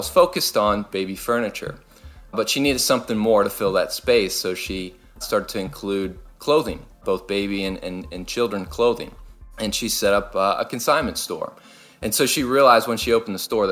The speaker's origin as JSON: {"language": "English", "town": "Louisville", "region": "Kentucky", "country": "United States", "tie": "born or raised there", "moved": "yes", "said": "I grew up in Louisville, Kentucky, and that's where they still are"}